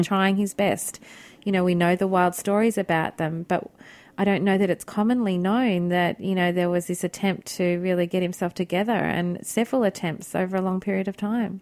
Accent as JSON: {"language": "English", "country": "Australia", "also_born_or_lived": "Milan", "moved": "yes", "said": "as an Australian coming over here"}